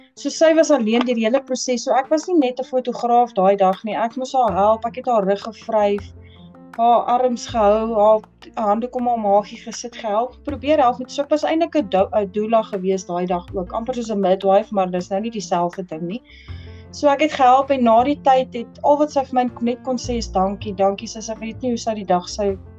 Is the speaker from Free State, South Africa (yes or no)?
no; Potchefstroom, North West, South Africa; moved away as an adult; now in Welkom, South Africa; Ek is aanvanklik eintlik van Potchefstroom, maar ek bly nou al so 'n paar jaar hierso.